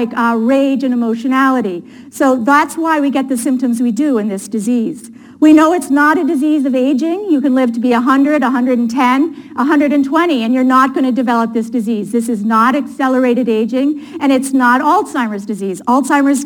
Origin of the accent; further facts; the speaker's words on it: Appleton, Wisconsin, United States; moved away; also born or lived in Boston; I grew up in Appleton, Wisconsin, which is right outside of Green Bay.